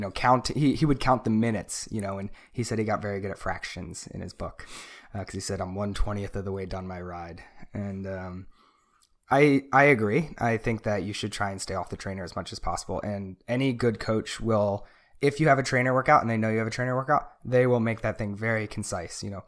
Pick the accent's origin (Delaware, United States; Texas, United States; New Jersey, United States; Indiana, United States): Delaware, United States; now in California, United States; I grew up in Delaware